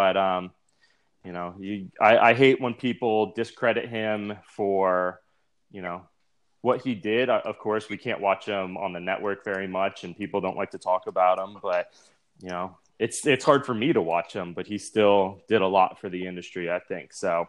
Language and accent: English; Connecticut, United States; I grew up in Connecticut